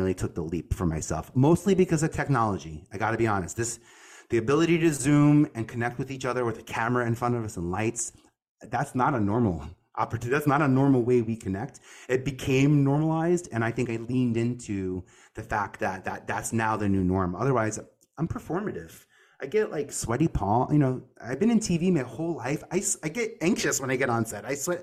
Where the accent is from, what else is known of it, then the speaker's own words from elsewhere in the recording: New York City, New York, United States; from Staten Island.